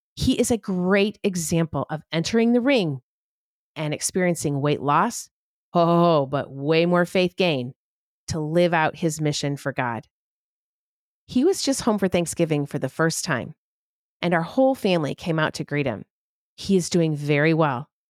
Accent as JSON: {"language": "English", "country": "United States", "said": "as an American citizen"}